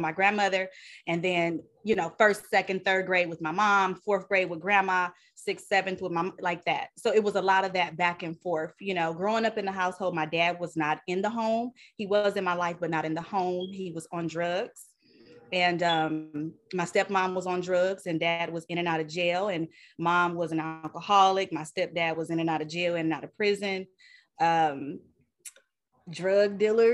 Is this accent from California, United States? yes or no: yes; Southern California, United States; also born or lived in Bay Area; I am born and raised in Southern California